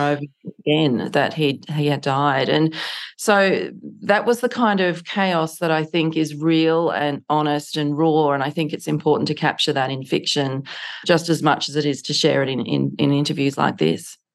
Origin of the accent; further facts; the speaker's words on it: Canberra, Australian Capital Territory, Australia; my hometown of Canberra